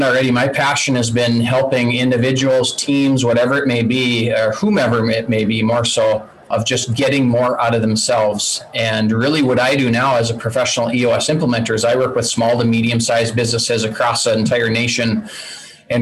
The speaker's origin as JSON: {"language": "English", "region": "North Dakota", "country": "United States", "tie": "born or raised there", "said": "born and raised in North Dakota"}